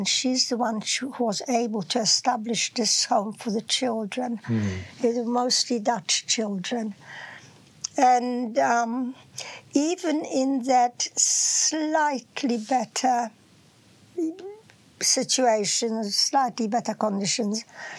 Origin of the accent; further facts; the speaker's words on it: Poland; some from Germany, and I was from Poland.